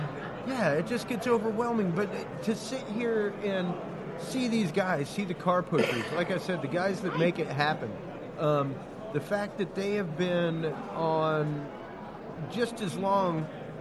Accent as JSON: {"language": "English", "town": "Houston", "region": "Texas", "country": "United States", "said": "Oh, God. I'm from Texas, man."}